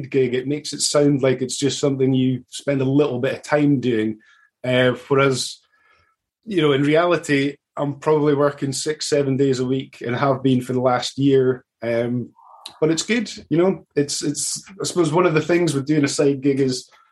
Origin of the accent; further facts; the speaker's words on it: Aberdeen, Scotland, United Kingdom; also born or lived in Canada; I'm from Aberdeen up in Scotland.